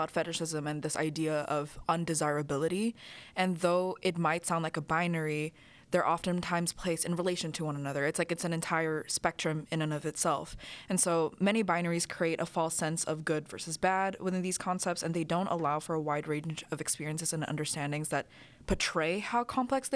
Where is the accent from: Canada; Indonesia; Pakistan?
Indonesia; I grew up in Indonesia.